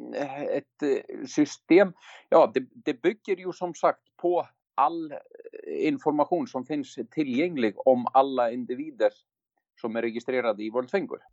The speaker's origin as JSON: {"language": "Swedish", "country": "Iceland", "moved": "yes", "lives_now": "Sweden", "said": "jag är en islänning, har varit i Sverige länge"}